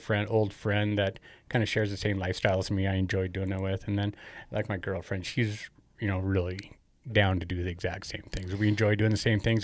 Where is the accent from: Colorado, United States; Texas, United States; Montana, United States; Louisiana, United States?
Montana, United States; Great Falls; also born or lived in Cascade, Montana; I was born here in Great Falls.